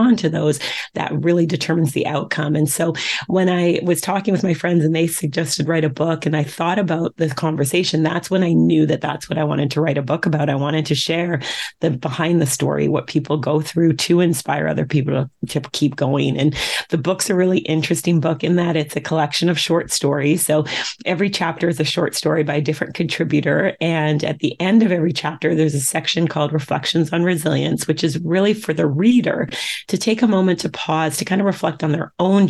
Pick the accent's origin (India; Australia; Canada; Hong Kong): Canada; Vancouver, British Columbia; I grew up in Vancouver, Canada